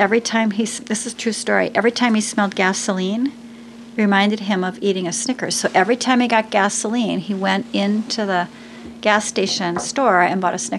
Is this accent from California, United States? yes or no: no; Wisconsin, United States; I'm a cheesehead from Wisconsin.